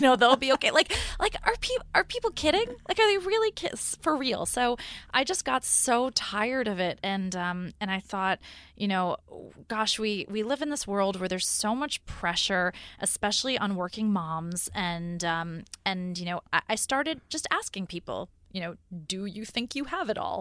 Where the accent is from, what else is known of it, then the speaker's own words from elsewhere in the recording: New York, United States; moved away as an adult; also born or lived in California; I grew up in New York. I had lived in New York my whole life